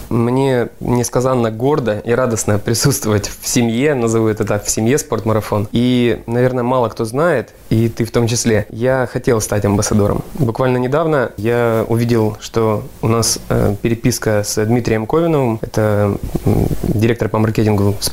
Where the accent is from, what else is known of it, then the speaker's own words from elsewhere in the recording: Sakhalin Oblast, Russia; born there; moved away; also born or lived in Taganrog; Так вот, я родился на Сахалине. Мой отец шахтер, угольно-добывающая промышленность. И в 94 году шахта закрывается, и мы переезжаем жить в Таганрог. Поэтому я с Дальнего Востока.